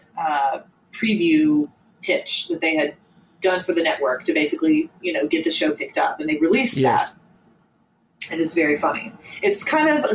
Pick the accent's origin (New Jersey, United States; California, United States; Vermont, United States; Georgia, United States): Georgia, United States; my home state